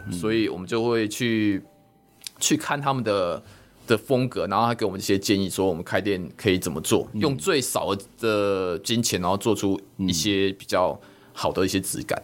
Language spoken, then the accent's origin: Chinese; Minxiong, Chiayi County, Taiwan; 假设我来到民雄街上的，诶，我其实对大寺一庙、对青城宫、对七五王庙